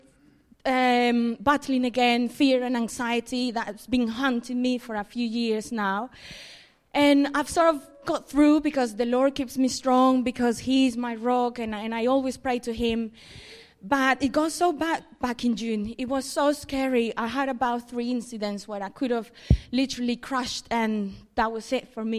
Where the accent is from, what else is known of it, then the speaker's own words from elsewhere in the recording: Colombia; moved away as an adult; About 8 years ago, I moved from Colombia, where I'm originally from.